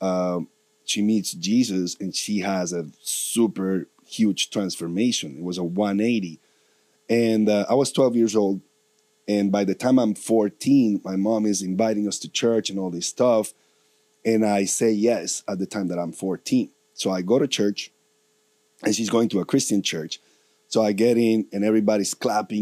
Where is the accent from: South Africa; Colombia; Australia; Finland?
Colombia; moved away; I'm from Colombia